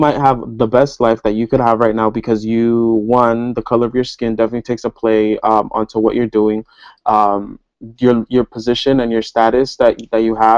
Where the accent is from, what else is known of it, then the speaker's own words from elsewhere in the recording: United States; I was born here in the States